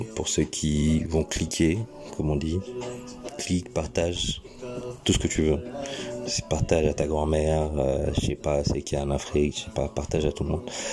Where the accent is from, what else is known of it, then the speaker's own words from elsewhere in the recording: France; now in England, United Kingdom; je suis français de base, euh, mais j'habite en Angleterre